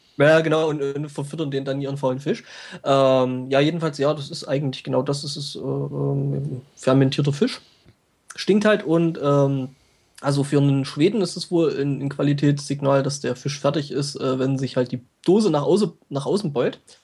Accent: near Glauchau, Saxony, Germany; Klauchau ist ja bei mir auch so mehr oder weniger nebenan

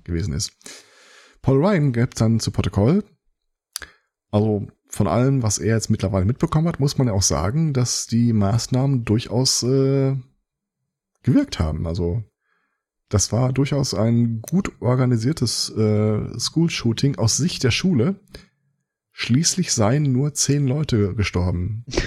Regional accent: Germany

